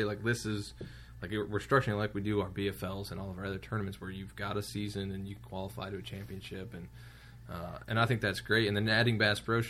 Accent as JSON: {"language": "English", "region": "Ohio", "country": "United States", "said": "I'm from Ohio"}